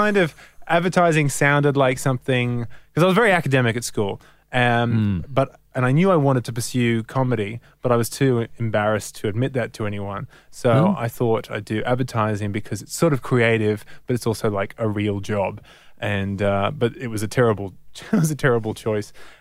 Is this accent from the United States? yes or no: no; Sydney, New South Wales, Australia; in Crow's Nest, so the northern suburbs of Sydney